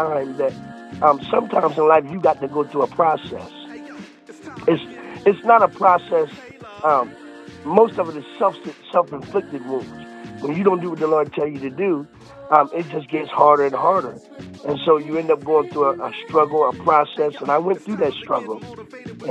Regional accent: Milford, Delaware, United States; moved away as an adult; now in North Carolina, United States; I was born in Milford, Delaware in 1977.

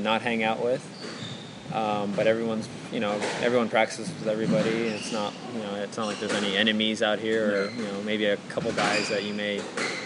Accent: United States; being an American

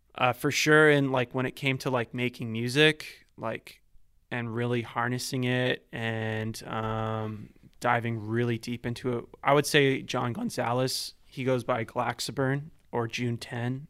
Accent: Vancouver, British Columbia, Canada; also born or lived in Ladner; so I grew up here my whole life, um, born and raised in East

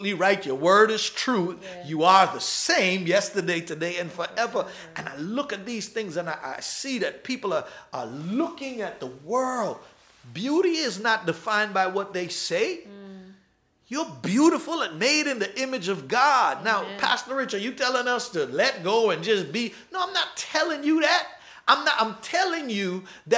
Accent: New York City, New York, United States; I was raised in New York.

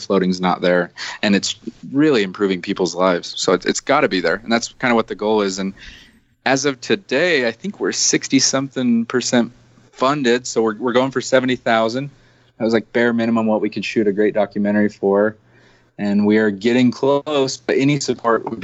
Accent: United States; I'm typical American

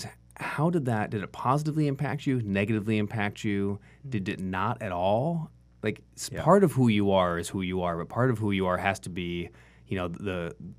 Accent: Santa Ana, California, United States; born there; and then I was born in Santa Ana in California, right? And when I was a baby, they moved from Santa Ana.

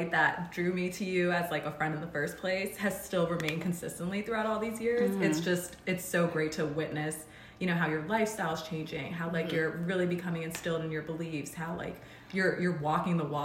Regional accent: Rockville, Maryland, United States; moved away as an adult; also born or lived in California; I moved to California from Rockville, Maryland, which is mm-hmm. where I was born and raised.

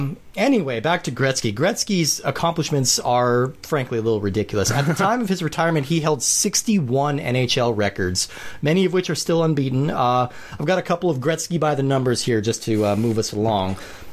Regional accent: Colorado, United States; I grew up in Colorado

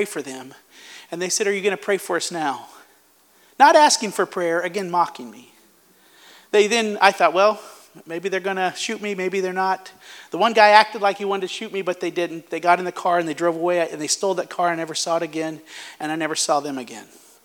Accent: United States; moved away as an adult; also born or lived in Zambia; as American

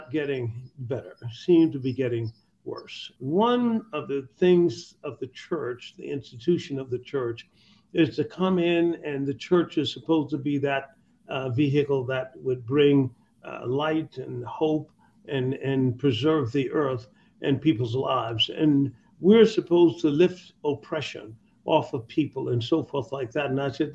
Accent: Tuskegee, Alabama, United States; moved away; When I was very young, I was brought up in Tuskegee, Alabama

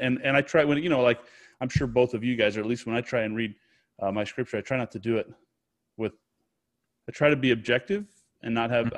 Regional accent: United States; I'm an American. This is where I'm from

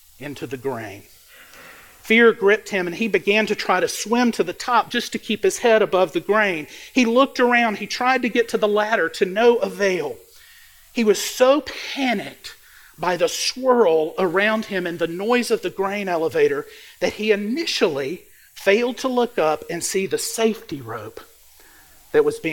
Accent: Mississippi Delta, United States; I grew up in the Mississippi Delta. I grew up in a farm town, a small town

